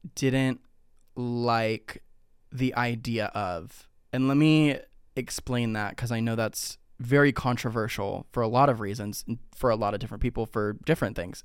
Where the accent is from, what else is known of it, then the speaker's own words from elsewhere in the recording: Ohio, United States; now in Texas, United States; growing up in Ohio